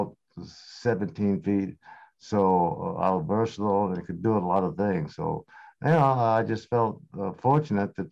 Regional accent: Portland, Oregon, United States; also born or lived in Houston, Texas; I was born in Houston, Texas, and I moved from Houston when I was 2.5 years old to Portland, Oregon, and played high school, grade school, high school, of course, went to the University of Oregon

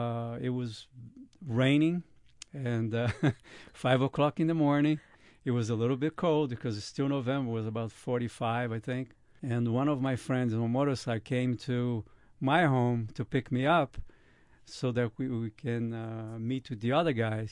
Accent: Brazil; now in Westchester, United States; I'm from Brazil originally

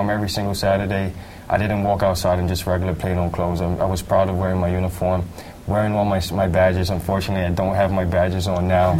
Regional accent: New York City, New York, United States; I'm from Tremont in the Grand Concourse.

